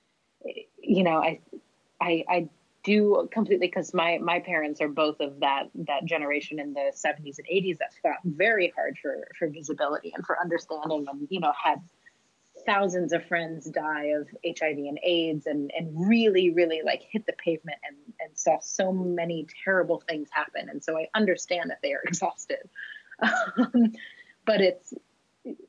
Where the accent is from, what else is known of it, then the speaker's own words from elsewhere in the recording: North Carolina, United States; I'm coming from North Carolina in the States